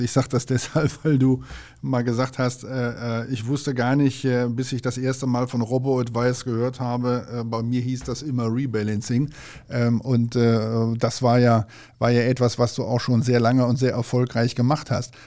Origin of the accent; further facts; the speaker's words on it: North Rhine-Westphalia, Germany; als Westfale